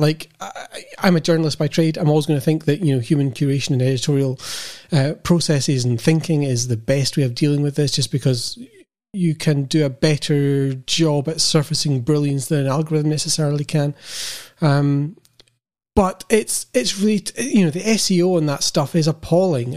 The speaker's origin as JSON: {"language": "English", "country": "United Kingdom", "said": "being British"}